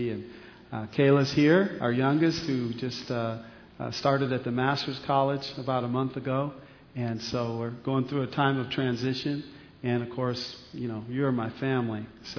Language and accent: English; Riverside, California, United States; I'm from Riverside, born and largely raised here, actually in this part of Riverside as well. So this is very close to home.